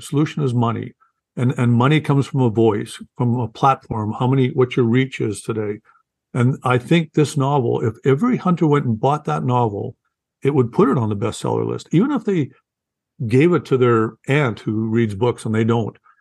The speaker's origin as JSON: {"language": "English", "country": "Canada", "said": "I'm a Canadian first time novelist."}